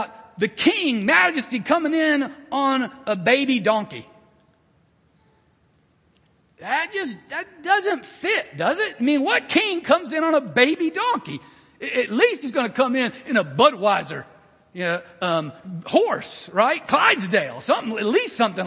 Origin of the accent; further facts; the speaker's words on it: United States; as an American